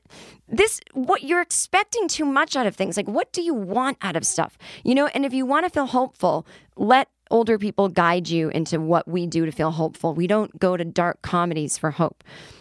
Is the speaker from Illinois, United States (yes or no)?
yes; Illinois, United States; As a kid growing up in the Chicago suburbs who often visited friends in white households